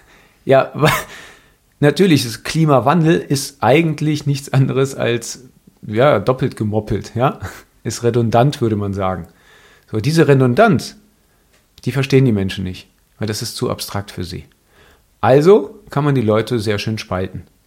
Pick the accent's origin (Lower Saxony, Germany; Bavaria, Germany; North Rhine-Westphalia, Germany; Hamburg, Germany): North Rhine-Westphalia, Germany; near Cologne; Ich bin in der Nähe von Köln aufgewachsen